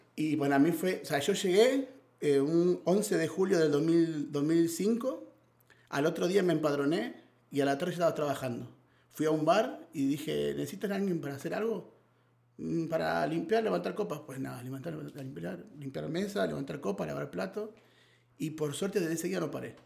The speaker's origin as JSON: {"language": "Spanish", "region": "Buenos Aires", "country": "Argentina", "tie": "born or raised there", "moved": "as an adult", "lives_now": "Spain", "said": "nací en Argentina, en Buenos Aires. Eh, llegué a España con 18 años"}